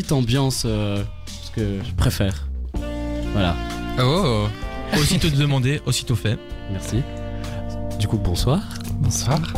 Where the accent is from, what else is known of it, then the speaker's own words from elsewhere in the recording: Belgium; Je suis de Belgique.